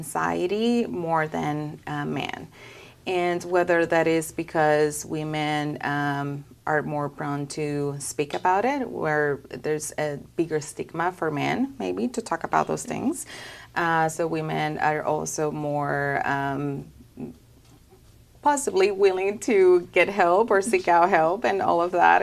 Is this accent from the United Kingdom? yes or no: no; Dominican Republic; moved away as an adult; also born or lived in California; now in Arkansas, United States; I'm originally from the Dominican Republic, and back home, my family's still there